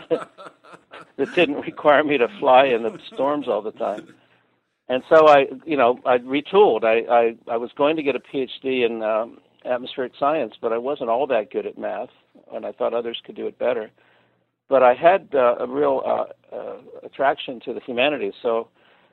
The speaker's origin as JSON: {"language": "English", "town": "Windber", "region": "Pennsylvania", "country": "United States", "tie": "born or raised there", "also_born_or_lived": "Colorado", "moved": "as an adult", "said": "I was born in Windber, Pennsylvania"}